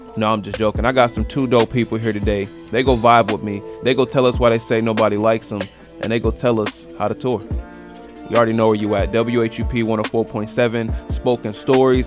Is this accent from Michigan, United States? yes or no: yes; Grand Rapids, Michigan, United States; moved away as an adult; now in North Carolina, United States; we're both from Grand Rapids